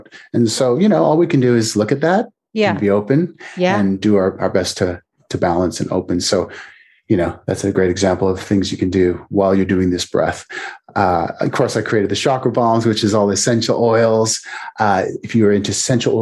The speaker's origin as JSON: {"language": "English", "country": "Canada", "moved": "yes", "lives_now": "United States", "said": "I'm originally Canadian, but I'm in the US."}